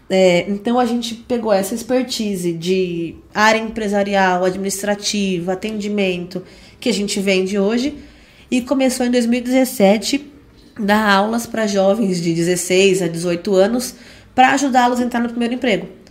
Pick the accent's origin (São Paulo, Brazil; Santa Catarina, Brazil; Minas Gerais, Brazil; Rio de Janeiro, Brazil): São Paulo, Brazil; Indaiatuba; Nascida e criada em Dayatuba, desde 94